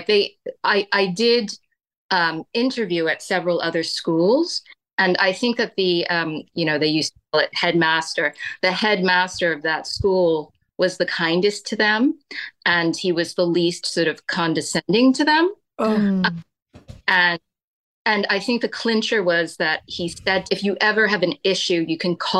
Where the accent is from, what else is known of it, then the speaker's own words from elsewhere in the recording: New York City, New York, United States; moved away as an adult; also born or lived in Cambridge, United Kingdom; I grew up in Brooklyn as a woman of color